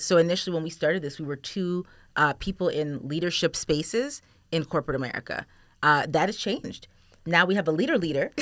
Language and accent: English; Toronto, Ontario, Canada; now in Erie, United States; I'm from Toronto